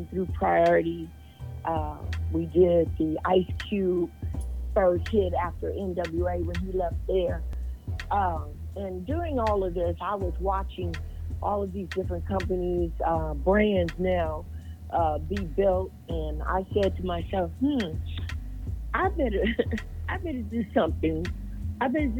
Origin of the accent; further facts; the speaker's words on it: Texas, United States; I'm originally from Texas